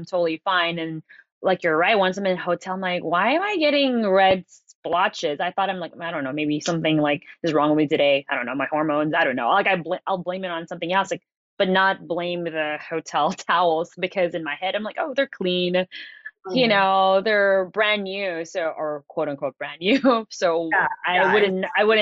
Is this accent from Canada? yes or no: no; Philippines; now in Los Angeles, United States; I'm from the islands. I'm from the Philippines.